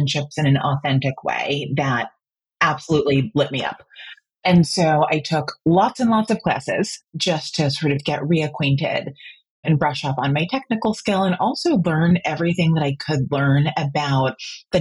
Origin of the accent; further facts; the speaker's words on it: New Jersey, United States; moved away as an adult; now in Washington, D.C., United States; I was born and raised in New Jersey, but moved down here about 12 years ago for work